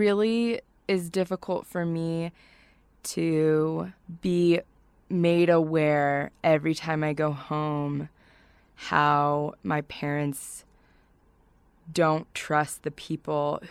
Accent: Kaysville, Utah, United States; I grew up in Kaysville primarily, came to Utah State to get a degree in English

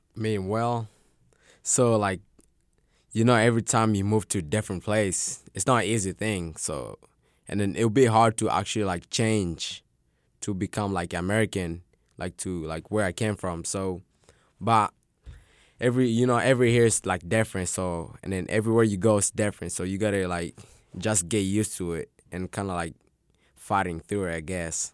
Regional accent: Tanzania; now in Arkansas, United States; I was born in Tanzania.

